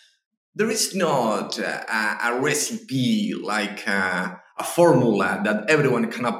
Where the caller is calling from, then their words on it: Argentina; I'm speaking from Argentina right now. We're in the middle of the winter, so enjoying the winter.